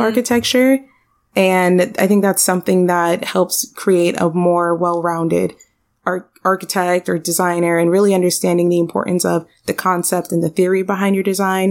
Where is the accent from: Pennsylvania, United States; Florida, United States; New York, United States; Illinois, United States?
Florida, United States; Miami; I'm born and raised in Miami.